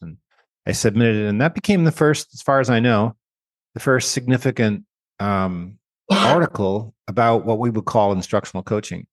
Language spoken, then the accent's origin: English; Canada; moved away; I grew up in Canada. I'm a Canadian with dual citizenship. I have American citizenship now